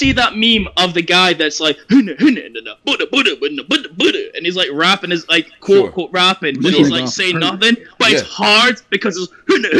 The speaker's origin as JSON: {"language": "English", "region": "Scotland", "country": "United Kingdom", "said": "I'm from Scotland. There's no battle rap shit in Scotland."}